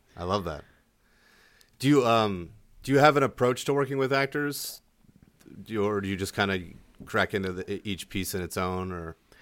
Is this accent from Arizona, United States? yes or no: no; Delaware, United States; moved away; also born or lived in Miami / New Mexico; I grew up in Delaware